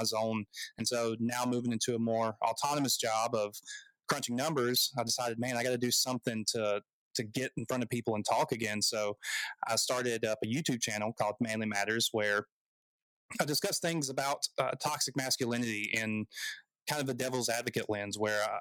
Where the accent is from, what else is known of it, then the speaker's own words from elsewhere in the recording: South Georgia, United States; moved away as an adult; also born or lived in Anchorage, Alaska; now in Montgomery, Alabama, United States; I'm from South Georgia, and I joined the Air Force at 18